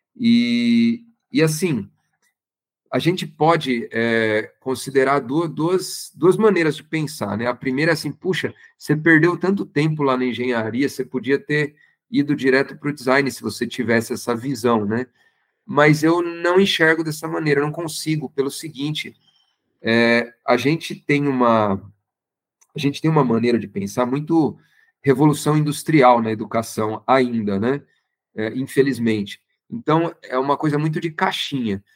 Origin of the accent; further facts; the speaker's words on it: Santo André, São Paulo, Brazil; moved away as an adult; also born or lived in Campinas; now in Americana, Brazil; eu não sou daqui, eu sou do Santo André, ali do ABC Paulista.